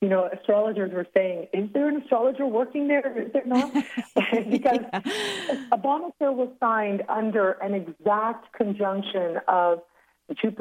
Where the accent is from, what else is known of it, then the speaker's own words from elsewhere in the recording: Toronto, Ontario, Canada; also born or lived in Cancun; born and raised in Toronto in Canada